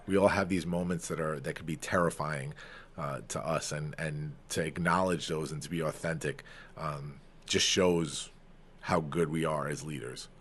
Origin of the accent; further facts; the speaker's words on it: Farmingdale, New York, United States; my hometown, Farmingdale